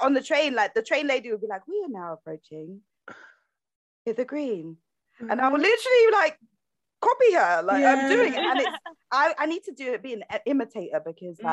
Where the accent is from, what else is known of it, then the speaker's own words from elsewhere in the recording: London, United Kingdom; We're all from London if we're not in London.